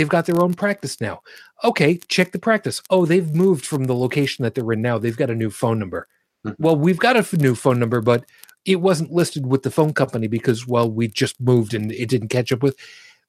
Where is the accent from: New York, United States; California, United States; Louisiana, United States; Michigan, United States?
New York, United States; West Babylon; moved away; also born or lived in Brooklyn, New York; I lived down there most of my life. I was born in Brooklyn. I was raised in West Babylon. I was, you know, my father was a beat cop in Farmingdale.